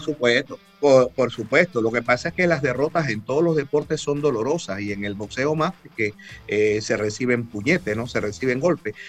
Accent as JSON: {"language": "Spanish", "country": "Panama", "said": "me identifiqué como panameño"}